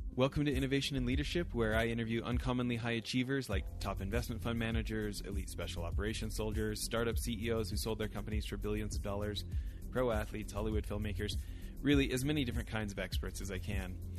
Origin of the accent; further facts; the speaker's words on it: Canada; I grew up in Canada where Tim Hortons is like a religion